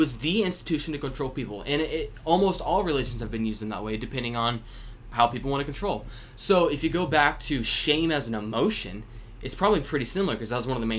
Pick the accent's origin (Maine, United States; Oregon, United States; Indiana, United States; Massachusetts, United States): Indiana, United States; Anderson; And back in my hometown.